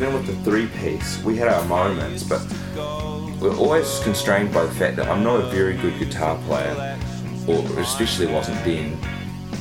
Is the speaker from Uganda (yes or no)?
no; New Zealand; also born or lived in Dunedin / Auckland; growing up in New Zealand